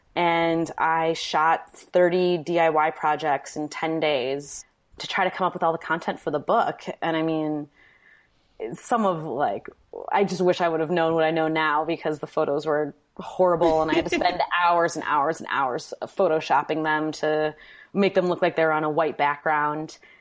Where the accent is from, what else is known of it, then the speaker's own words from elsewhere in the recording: Manitowoc, Wisconsin, United States; moved away as an adult; also born or lived in New York; now in Milwaukee, United States; I'm from Wisconsin, Manitowoc, Wisconsin, which is now kind of an infamous city